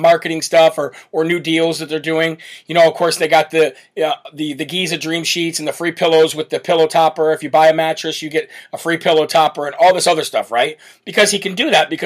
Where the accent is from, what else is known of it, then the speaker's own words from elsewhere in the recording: Illinois, United States; I'm come from Illinois, Chicago Bears